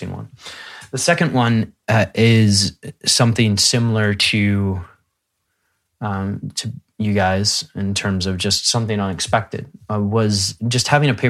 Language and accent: English; Midwest, United States; I grew up in the Midwest in the United States